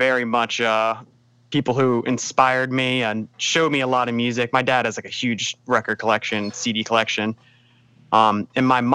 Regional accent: Pike Creek, Delaware, United States; I am from Wilmington, Delaware, a little bit more specifically Pike Creek, Delaware

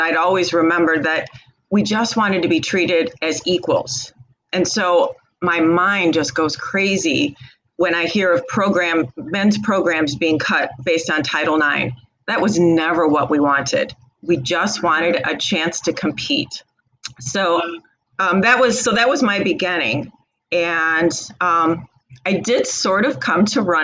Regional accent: Rural Illinois, United States; Rural Illinois

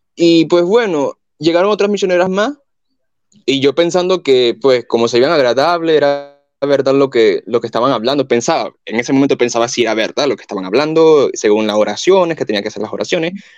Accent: Venezuela; now in Colombia; yo soy de Venezuela, pero vivo en Colombia

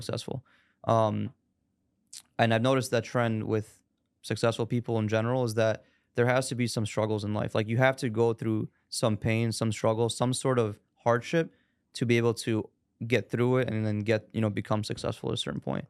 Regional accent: Chicago, Illinois, United States; born and raised in Chicago

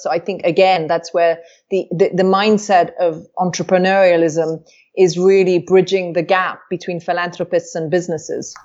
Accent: Wales, United Kingdom; moved away; I was raised in Wales where I was taught to speak Welsh.

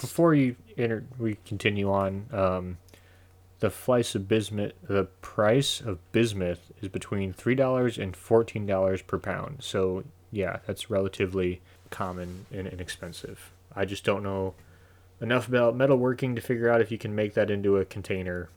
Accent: United States; I'm an American, so we have the benefit of living in the greatest country on the planet.

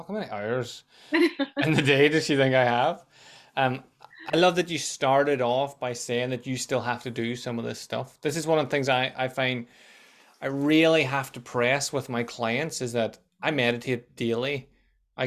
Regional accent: Tyrone, Northern Ireland, United Kingdom; we're both from Tyrone

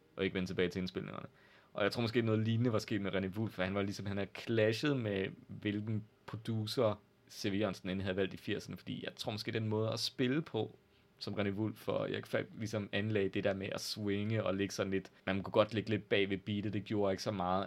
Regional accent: Jutland, Denmark; være lidt overfølsom som jyde

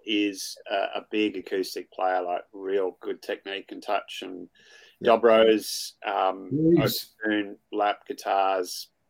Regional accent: New York, United States; I grew up partly in New York.

